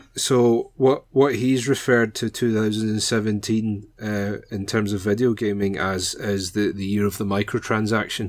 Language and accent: English; Glasgow, Scotland, United Kingdom; I'm from Glasgow, specifically the, the south side